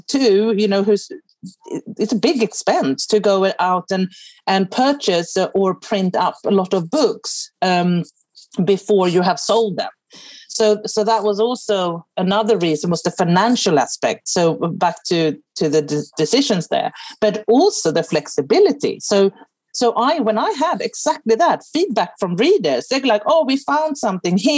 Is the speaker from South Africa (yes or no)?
no; Sweden; first language Swedish; English is a second language; now in England; I'm obviously Swedish